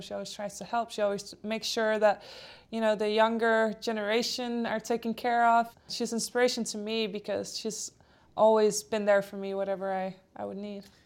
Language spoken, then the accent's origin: English; Denmark; first language Polish and Danish; English is a second language; I grew up in Denmark